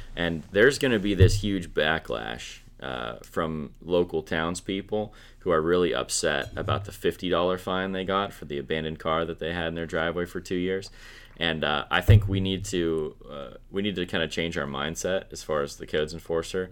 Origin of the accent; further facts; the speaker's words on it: Midwest, United States; now in Pennsylvania, United States; I'm from the Midwest. Now, I, I lived on a, a lake, you know, the, the second half of my growing up life, but the first half of my life was just on the prairie in the Midwest